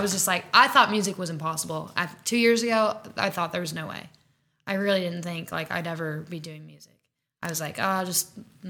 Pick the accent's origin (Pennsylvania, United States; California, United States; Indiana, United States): Indiana, United States; I get on the bus home to Indiana.